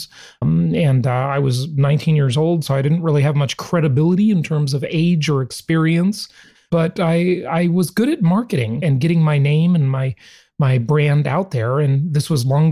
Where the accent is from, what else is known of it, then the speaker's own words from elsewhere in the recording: Los Angeles, California, United States; also born or lived in Orange County, California; I grew up in Los Angeles, California